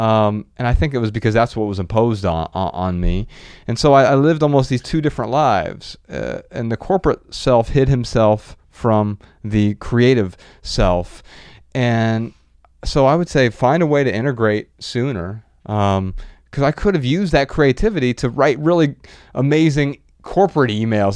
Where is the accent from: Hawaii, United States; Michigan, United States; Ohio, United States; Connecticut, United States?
Ohio, United States; Dayton; I'm from Dayton, and it's same metro